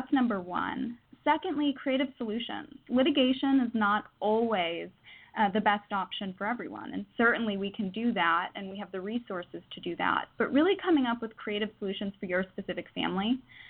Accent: New York, United States; moved away as an adult; now in California, United States; Well, I moved to California from New York for law school in San Diego, so I'm direct and efficient.

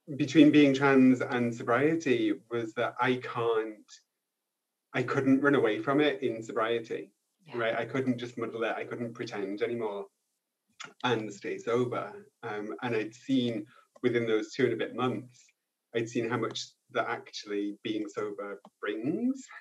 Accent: United Kingdom; also born or lived in Paris, France; now in France; I'm too British to be French, but I'm also too French to be British.

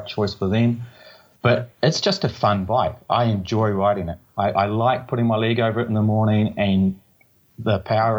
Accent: Tauranga, Bay of Plenty, New Zealand; moved away as an adult; also born or lived in Portland, Oregon; originally from Tauranga, New Zealand, born and raised in New Zealand.

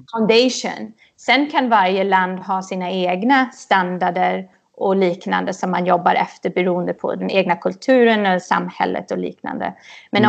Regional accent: Huddinge, Stockholm County, Sweden; moved away as an adult; also born or lived in New York / Los Angeles; now in United States; jag är uppväxt i Huddinge utanför Stockholm. Så där bodde jag tills jag var 19 och flyttade till USA i princip.

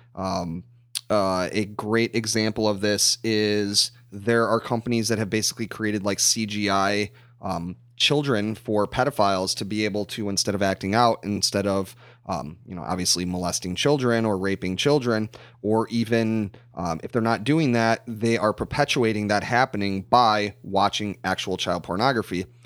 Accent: United States; growing up in the United States

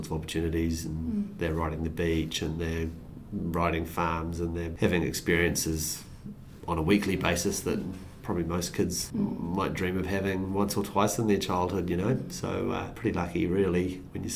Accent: Te Kowhai, Waikato, New Zealand; now in Raglan, New Zealand; I grew up in Tekowhai

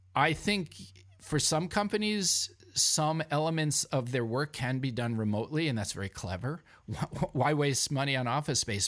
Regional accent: New York City, New York, United States; now in Vermont, United States; I'm a New Yorker

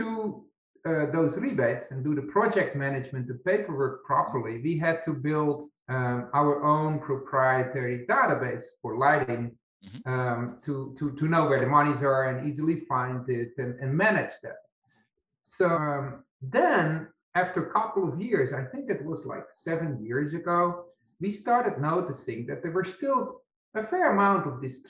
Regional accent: Netherlands; English is a second language; moved away as an adult; also born or lived in Poland / Belgium; now in United States; I'm from the Netherlands. I grew up there

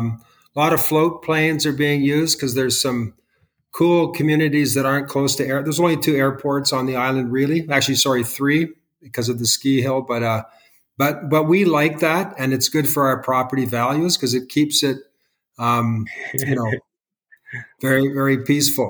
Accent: Okanagan Valley, British Columbia, Canada; I was from the Okanagan Valley

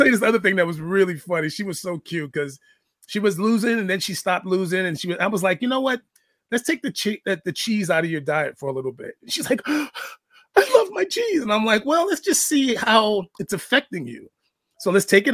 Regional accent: New York City, New York, United States; I'm black. I'm from the Bronx

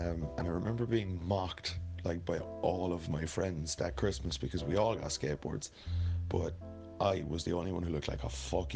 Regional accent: Cork, Munster, Ireland; now in Galway, Ireland; I'm from Cork. Living in Galway now, though.

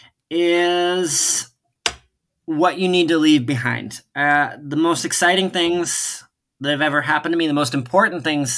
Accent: West Chicago, Illinois, United States; moved away as an adult; Being from West Chicago

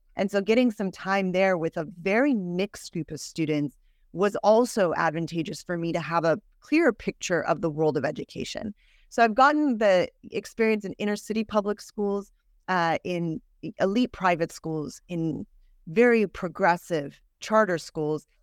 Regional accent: Northern California, United States; I grew up in Northern California

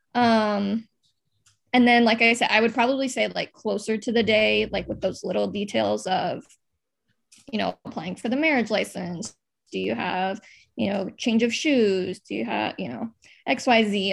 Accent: Des Moines, Iowa, United States; also born or lived in Quad Cities; I grew up in Des Moines

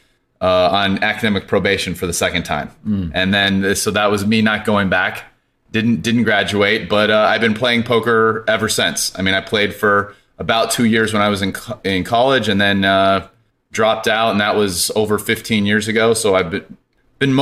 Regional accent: Poway, California, United States; also born or lived in Denver, Colorado / Stanford, California; Born in Denver when I was 9, moved to Poway. It's a suburb of San Diego. Lived there till college

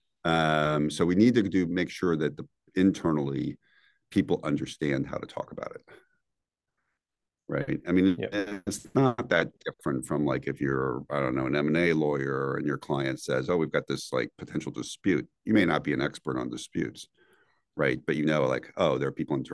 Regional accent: Northwest Indiana, United States; moved away; also born or lived in New York; growing up in Northwest Indiana as a high schooler

